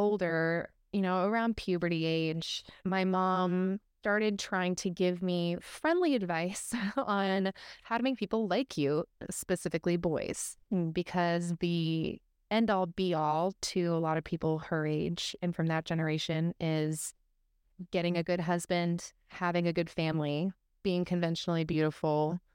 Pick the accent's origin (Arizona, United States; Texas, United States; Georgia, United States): Arizona, United States; I grew up in Arizona